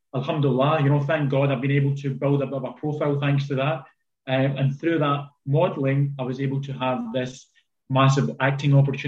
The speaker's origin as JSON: {"language": "English", "town": "Glasgow", "region": "Scotland", "country": "United Kingdom", "tie": "born or raised there", "said": "growing up in the south side of Glasgow, I was just outside kind of Govan Hill, I call it Queen's Park, first 18 years of our life."}